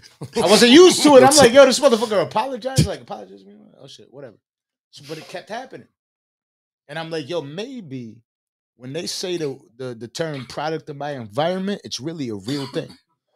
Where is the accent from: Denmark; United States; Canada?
United States; Buffalo, New York; moved away; What I was saying is I came from Buffalo, New York. Everybody always had to press each other for no fucking reason. I moved to Virginia when I caught a case.